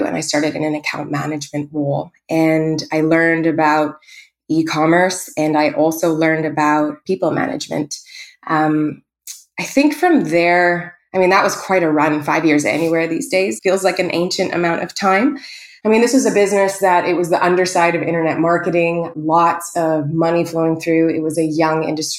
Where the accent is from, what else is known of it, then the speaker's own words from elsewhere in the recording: Northern Ontario, Canada; moved away as an adult; also born or lived in Winnipeg / Toronto / Victoria; now in Vancouver, Canada; I'm not from here. I was born in Winnipeg and grew up in Northern Ontario and went down to Toronto and left out to the West Coast.